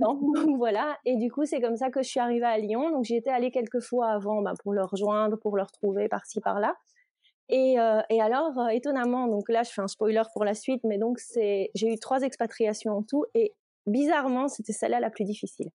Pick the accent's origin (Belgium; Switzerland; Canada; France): Belgium; Nandrin, Wallonia; moved away as an adult; now in Berkeley, United States; Je viens de Belgique, je viens d'un patelin près de Liège euh, qui s'appelle Nandrin